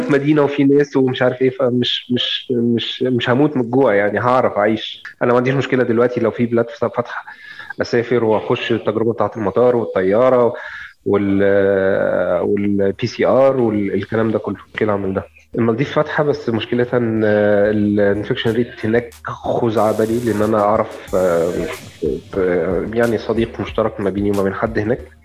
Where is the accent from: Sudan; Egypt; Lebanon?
Egypt; عندنا في مصر